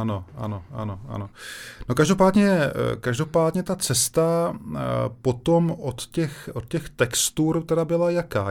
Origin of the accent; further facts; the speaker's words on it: Brno, South Moravian Region, Czechia; já jsem z Lesné